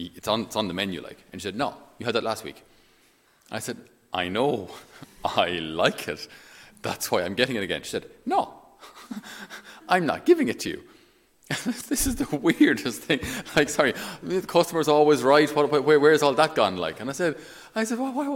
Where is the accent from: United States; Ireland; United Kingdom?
Ireland; I'm Irish